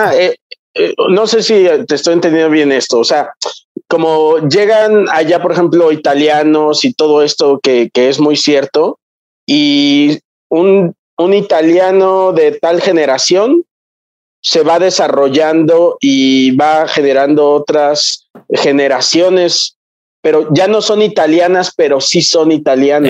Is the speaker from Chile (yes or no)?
no; Mexico; soy un mestizo y, ya no soy ni siquiera mestizo, soy mexicano